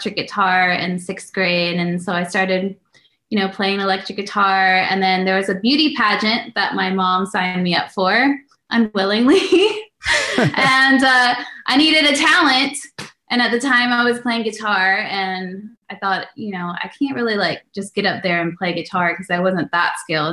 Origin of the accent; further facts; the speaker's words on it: Virginia Beach, Virginia, United States; moved away as an adult; now in Los Angeles, United States; I'm actually from Virginia originally